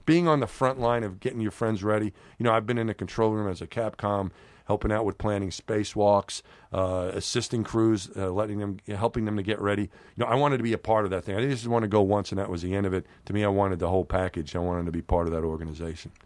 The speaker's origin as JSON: {"language": "English", "town": "New York City", "region": "New York", "country": "United States", "tie": "born or raised there", "said": "when I was growing up in New York"}